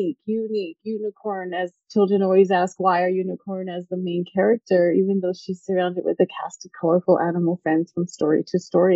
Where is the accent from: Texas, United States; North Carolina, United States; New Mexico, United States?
Texas, United States; El Paso; I grew up in El Paso, Texas